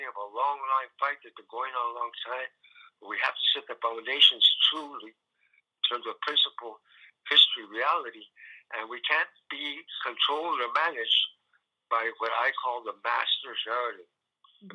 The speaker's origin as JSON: {"language": "English", "town": "San Antonio", "region": "Texas", "country": "United States", "tie": "born or raised there", "said": "I was born in San Antonio."}